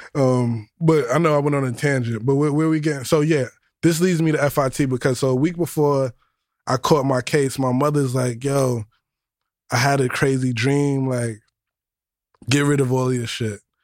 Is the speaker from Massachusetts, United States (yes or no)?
no; New York City, New York, United States; also born or lived in Yonkers / East Harlem / Co-op City; I was born in the Bronx, Our Lady of Mercy